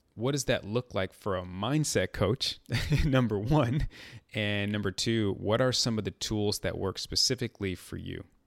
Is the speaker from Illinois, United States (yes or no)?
yes; Chicago, Illinois, United States; I'm from Chicago